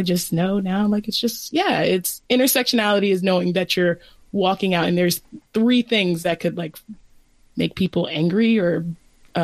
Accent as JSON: {"language": "English", "region": "Southeastern Virginia", "country": "United States", "tie": "born or raised there", "moved": "yes", "lives_now": "Bay Area, United States", "said": "growing up in Southeastern Virginia"}